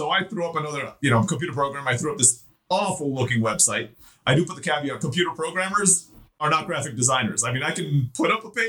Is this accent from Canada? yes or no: no; Turkey; also born or lived in Philippines; I was born in the Philippines. I grew up in Turkey.